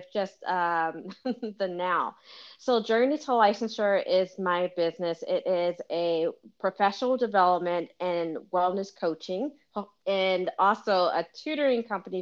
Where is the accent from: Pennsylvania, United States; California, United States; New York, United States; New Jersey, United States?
Pennsylvania, United States; Philadelphia; moved away as an adult; also born or lived in Washington, District of Columbia, United States; I'm originally from Philadelphia.